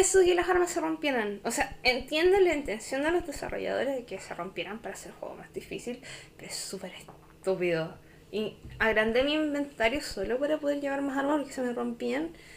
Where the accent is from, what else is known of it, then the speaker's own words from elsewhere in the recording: Chile; soy chilena